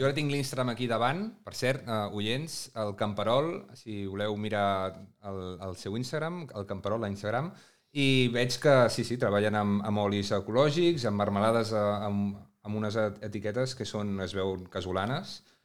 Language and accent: Catalan; Breda, Catalonia, Spain; jo sóc veí de Breda